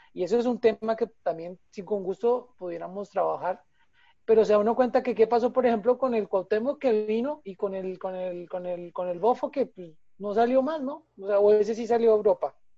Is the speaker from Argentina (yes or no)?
no; Colombia; como colombianos